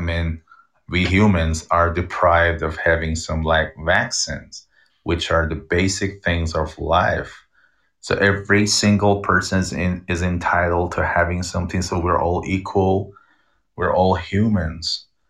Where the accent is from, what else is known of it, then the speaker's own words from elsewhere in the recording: Iran; I come from Iran.